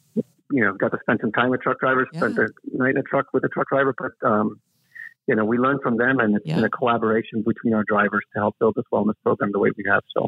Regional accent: Colombia; Now, I'm from Colombia. I love coffee. It's in my blood

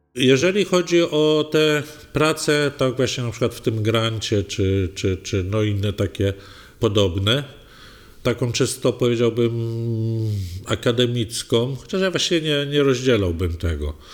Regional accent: Legnica, Lower Silesian Voivodeship, Poland; moim dzieciństwie w Legnicy

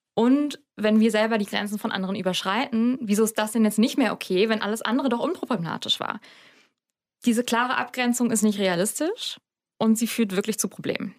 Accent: Hamburg, Germany; ich komme aus Hamburg in Norddeutschland

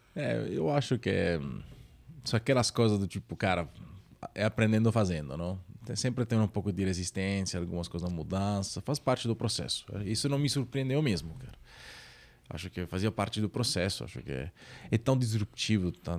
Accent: Naples, Campania, Italy; Portuguese is a second language; moved away as an adult; now in São Paulo, Brazil; eu sou italiano, que sou italiano, de Napoli. Na verdade, eu sempre brinco que eu sou carioca da gema de Napoli

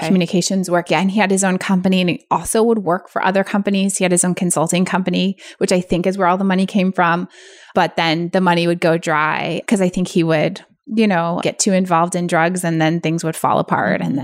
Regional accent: San Francisco Bay Area, California, United States; I grew up in the San Francisco Bay Area

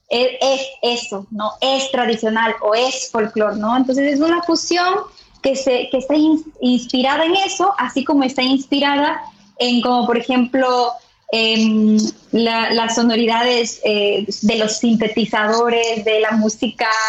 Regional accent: Andes, Ecuador; born there; also born or lived in Amazonía / Quito; now in Guayaquil, Ecuador; Yo nací en, en los Andes, me quedé en la Amazonía, pero ahora eh, eh, estuve viviendo muchos años en Quito y ahora estoy en Guayaquil, ¿no?

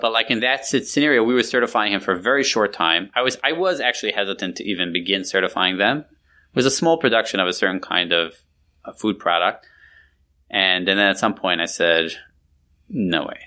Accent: New York, United States; moved away; I grew up in New York years and years ago.

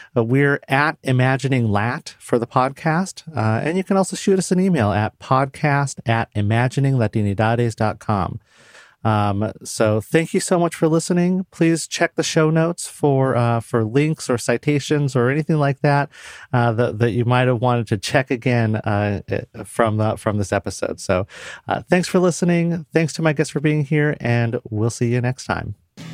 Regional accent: Puyallup, Washington, United States; I grew up Puerto Rican in Western Washington State in the nineteen eighties

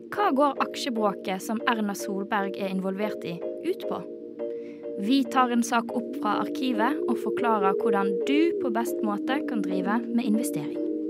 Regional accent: Bergen, Vestland, Norway; now in Oslo, Norway; til og med jeg som bergenser

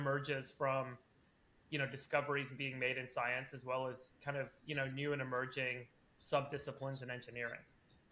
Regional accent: Los Angeles, California, United States; also born or lived in South Africa / Berkeley, California; I moved to LA when I was a kid. I was 6 years old. My parents immigrated to try and make it in Hollywood. They're documentary filmmakers. So I grew up mostly

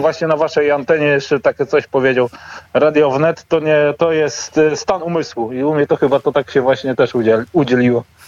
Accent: Lubichowo, Pomeranian Voivodeship, Poland; moved away as an adult; also born or lived in England; w te, te same strony, to jest Lubichowo, wieś na Kociewiu

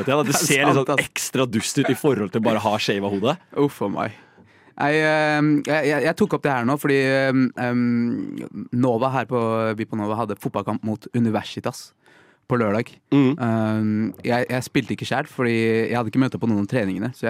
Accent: Rakstad, Norway; moved away as an adult; now in Oslo, Norway; Jeg har jo vokst opp der.

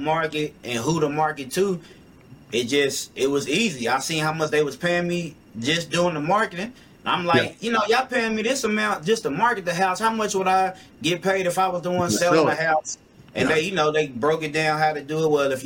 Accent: Louisville, Kentucky, United States; I'm from Louisville, Kentucky. I traveled a lot. I went to a couple different places, but this has definitely been home my whole life

